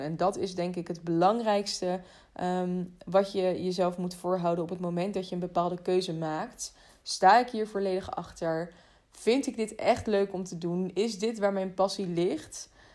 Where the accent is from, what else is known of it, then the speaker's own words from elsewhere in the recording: The Hague, South Holland, Netherlands; in Den Haag, waar ik vandaan kom